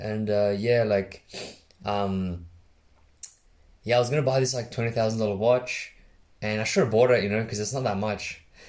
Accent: Australia; that's fine, I'm Australian too, let's just go have a chat with people.

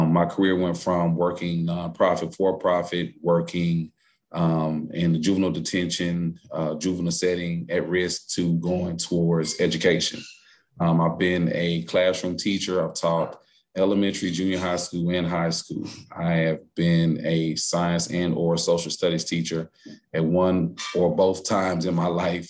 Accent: Dallas, Texas, United States; I was raised here in Dallas, Texas.

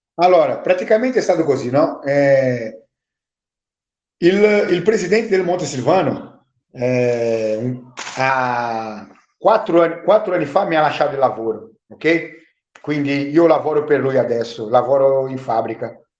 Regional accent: Brazil; Italian is a second language; moved away as an adult; now in Italy; Io ho vissuto in Brasile venticinque anni

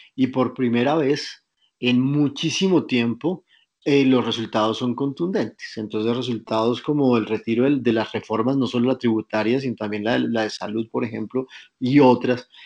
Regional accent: Colombia; nos queremos pensar como, los, como colombianos

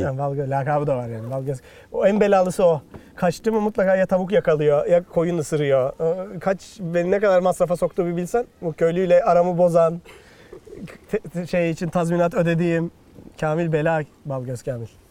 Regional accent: Bursa, Turkey; Bursalıyım. Apartman çocuğuyum.

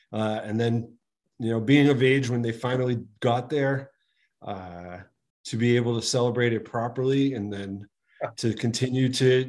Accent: Boston, Massachusetts, United States; growing up in Boston

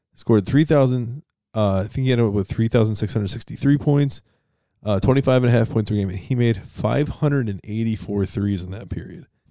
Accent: Rochester, New York, United States; my hometown, Rochester

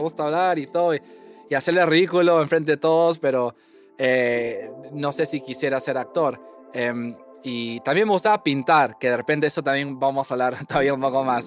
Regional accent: Lima, Peru; moved away as an adult; also born or lived in Washington, D.C., United States; now in Cambridge, United States; yo nací en, Lima, Perú, en el 90

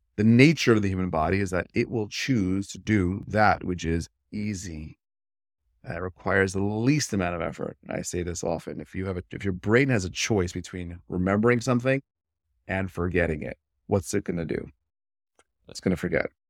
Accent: New York City, New York, United States; I was born and raised in Brooklyn, New York.

